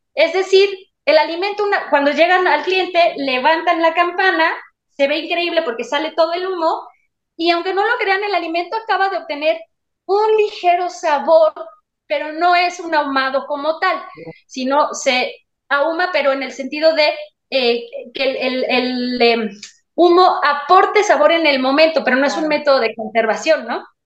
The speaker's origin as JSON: {"language": "Spanish", "country": "Mexico", "said": "soy mexicana"}